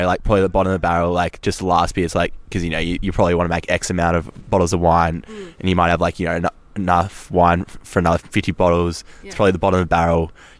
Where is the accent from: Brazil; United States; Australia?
Australia